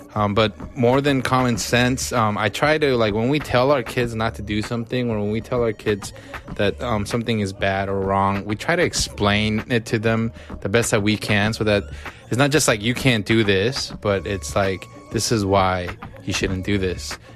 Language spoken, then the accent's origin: English; United States; growing up in America with immigrant parents